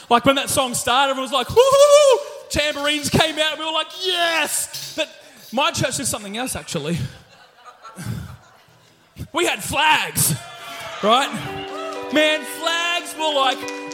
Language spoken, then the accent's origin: English; Ipswich, East of England, United Kingdom; I was born here in Ipswich